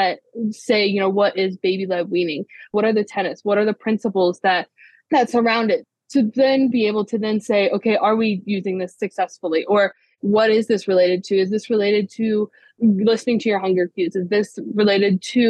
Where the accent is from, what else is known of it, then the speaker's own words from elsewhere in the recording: Ohio, United States; I grew up in Ohio, born and raised